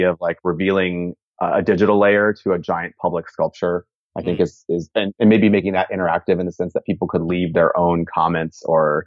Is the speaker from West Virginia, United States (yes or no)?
no; Southern California, United States; I grew up in Southern California